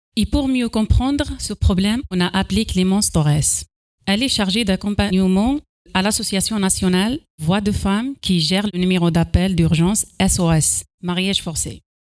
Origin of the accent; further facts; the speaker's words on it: Algeria; French is a second language; moved away as an adult; now in Châtellerault, France; je viens d'arriver de l'Algérie. Ça fait 5 ans que je suis là